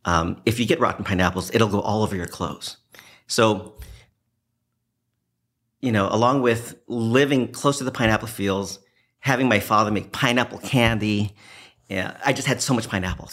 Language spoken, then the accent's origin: English; Hawaii, United States; I grew up in Hawaii. A lot of people don't know that.